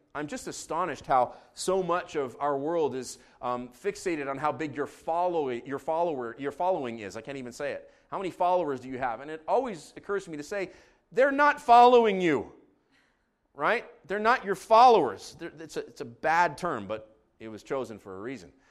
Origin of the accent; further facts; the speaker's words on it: Israel; now in Canada; I grew up in Israel